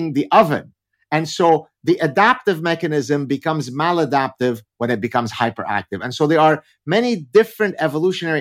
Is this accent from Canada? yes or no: no; Lebanon; first language Arabic; English is a second language; we're Lebanese Jews, so my mother tongue is Arabic